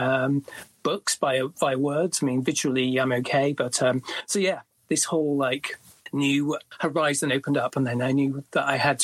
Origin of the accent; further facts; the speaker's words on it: small town near Leeds, north of England, Yorkshire and the Humber, United Kingdom; I grew up in the north of England in a small town near a city called Leeds. It used to be a mining town.